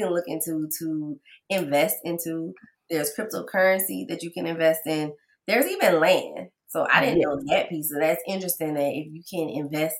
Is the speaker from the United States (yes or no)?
yes; New Orleans, Louisiana, United States; I remember in school, because I'm from New Orleans, so we could buy alcohol on Sunday